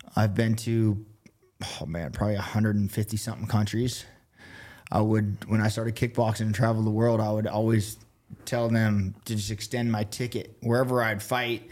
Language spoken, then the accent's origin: English; Colorado Springs, Colorado, United States; also born or lived in Oregon / Denver, Colorado; I grew up in Colorado Springs. Through middle school, we moved out here to Oregon